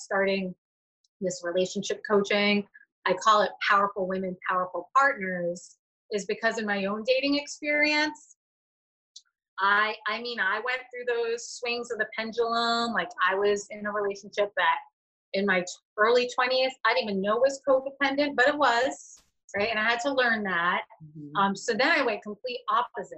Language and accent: English; Boston, Massachusetts, United States; now in Rhode Island, United States; I'm from Massachusetts. I'm from the Boston area, but I live in Rhode Island